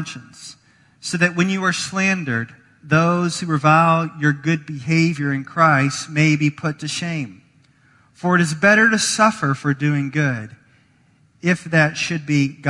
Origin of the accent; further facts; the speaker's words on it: the South, United States; now in Chicago, United States; I'm from the South